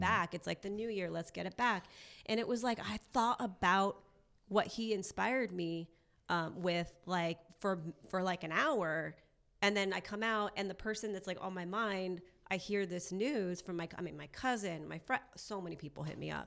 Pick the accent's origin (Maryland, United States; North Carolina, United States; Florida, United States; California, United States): California, United States; Orange County; also born or lived in Newport Beach; now in Los Angeles, United States; I grew up in Orange County